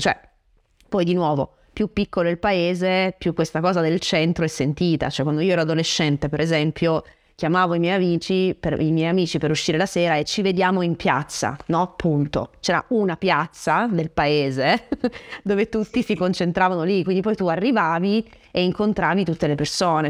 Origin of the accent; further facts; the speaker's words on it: Francavilla, Italy; venendo da un paesino, perché il mio paesino, Francavilla, non è un paesone, è un paesino